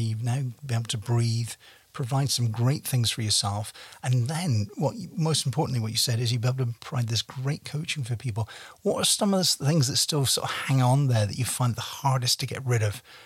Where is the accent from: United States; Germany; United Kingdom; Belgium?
United Kingdom; now in Canada; we're both British